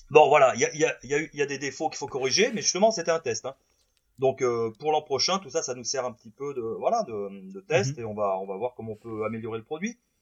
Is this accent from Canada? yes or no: no; Saint-Marcellin, Auvergne-Rhône-Alpes, France; je suis originaire de Saint-Marcelin dans l'Isère.